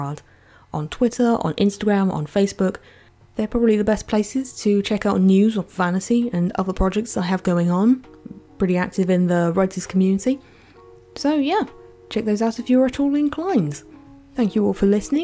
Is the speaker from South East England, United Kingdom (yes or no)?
no; Essex, East of England, United Kingdom; I am from Essex in England.